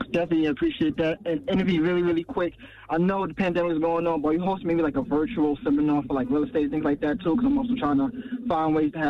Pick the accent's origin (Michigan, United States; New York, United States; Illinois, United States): New York, United States; Bronx; obviously, and I'm also from the Bronx as well.